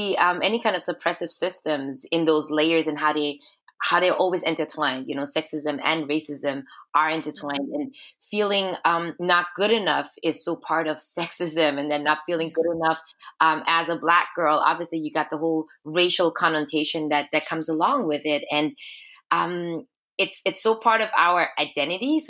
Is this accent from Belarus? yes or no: no; Austria; moved away as an adult; now in Montreal, Canada; So I grew up in Austria as a Black girl, as an Afro-Austrian girl